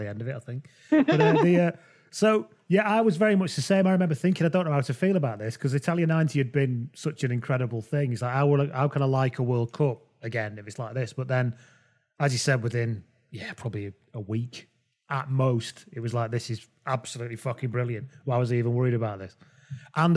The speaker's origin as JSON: {"language": "English", "region": "England", "country": "United Kingdom", "said": "we're all English people"}